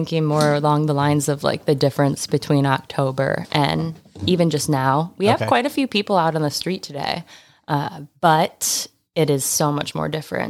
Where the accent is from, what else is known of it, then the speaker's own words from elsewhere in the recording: Midwest, United States; You know, we're from the Midwest, right? Like you don't want it. We're not big, big city people.